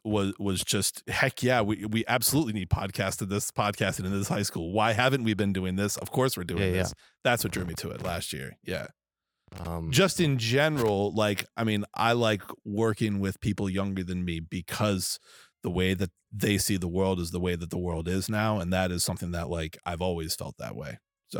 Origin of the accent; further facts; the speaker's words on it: New England, United States; I am from New England, and we use a certain word with the letter F